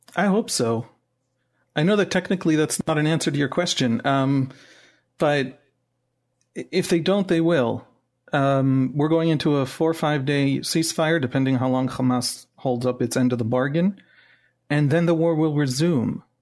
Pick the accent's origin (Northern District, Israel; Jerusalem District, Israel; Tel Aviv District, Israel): Jerusalem District, Israel; Jerusalem; English is a second language; also born or lived in United States; I'm born and raised in Jerusalem